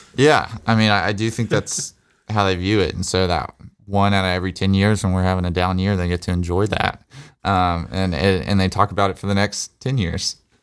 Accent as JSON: {"language": "English", "region": "Alabama", "country": "United States", "tie": "born or raised there", "said": "Growing up in Alabama"}